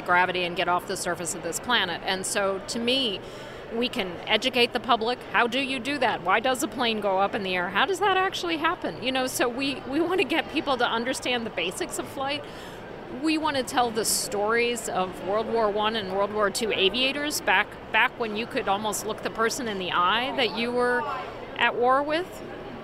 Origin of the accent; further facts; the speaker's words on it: Ohio, United States; I grew up in Ohio